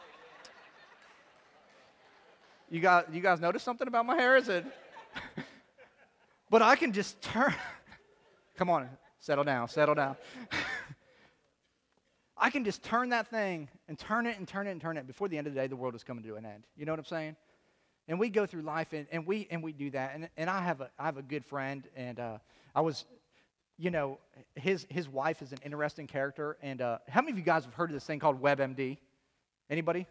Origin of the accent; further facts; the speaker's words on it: Chicago, Illinois, United States; I'm from Chicago.